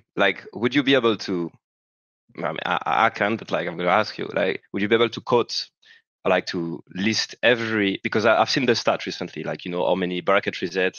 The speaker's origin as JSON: {"language": "English", "country": "France", "second_language": "English", "said": "I'm still French"}